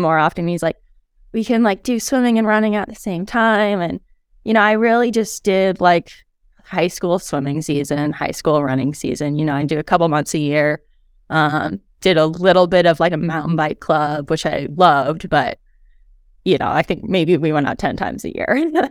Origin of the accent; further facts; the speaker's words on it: Helena, Montana, United States; Helena is where I'm from